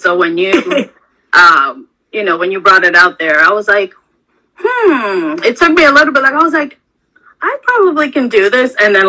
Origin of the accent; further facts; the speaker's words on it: Boston, Massachusetts, United States; now in Orlando, United States; for those that don't know me. I currently live in Orlando, but I'm from the Bean Town. Sorry. Boston is home and always will be. But yeah, I've been here for, gosh, 20 plus years.